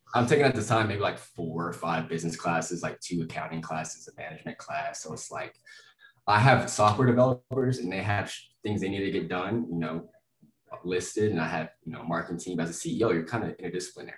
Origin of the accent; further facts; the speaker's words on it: Lubbock, Texas, United States; moved away as an adult; also born or lived in Florida; now in Denver, United States; I'm from Lubbock, Texas. I'm from West Texas, uh, Yeehaw County. God, guns, football, cotton, oil. the most, most, stereotypical part of Texas possible. I loved it. I mean, super close, family knit. Uh, everyone kind of looks out for each other. Uh, so I grew up there all my life